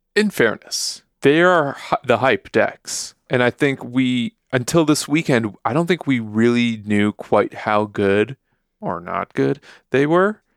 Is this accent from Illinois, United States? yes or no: yes; Chicago, Illinois, United States; I'm from Chicago, so, like, ketchup is kind of persona non grata where I'm from